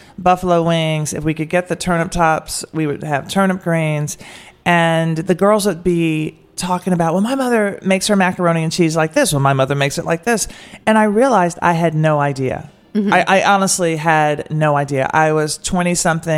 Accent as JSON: {"language": "English", "town": "Nashville", "region": "Tennessee", "country": "United States", "tie": "born or raised there", "moved": "yes", "lives_now": "Washington, D.C., United States", "said": "I grew up in Nashville."}